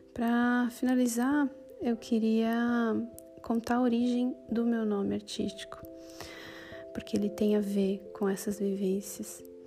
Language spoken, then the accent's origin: Portuguese; São Paulo, Brazil; moved away as an adult; now in Bologna, Italy; sou paulista e há quatro anos eu vivo na Itália, em Bolonha